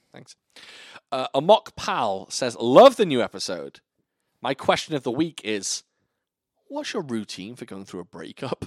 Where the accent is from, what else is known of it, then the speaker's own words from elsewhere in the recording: Wales, United Kingdom; moved away as an adult; now in Virginia, United States; I lived at home in sunny Wales